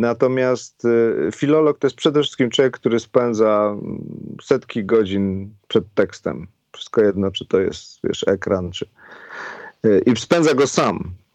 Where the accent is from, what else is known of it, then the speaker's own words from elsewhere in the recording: a village near Cieszyn, between Bielsko and Cieszyn, Silesian Voivodeship, Poland; accent: Cieszyn Silesian dialect; moved away; ja byłem, wiesz, niedaleko Cieszyna, między Bielskiem a Cieszynem